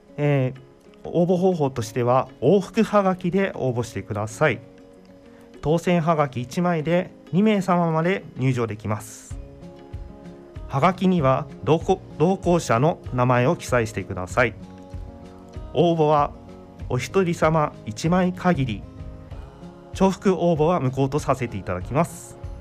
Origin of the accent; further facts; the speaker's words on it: Chiba, Japan; moved away as an adult; now in Maizuru, Japan; 千葉県出身で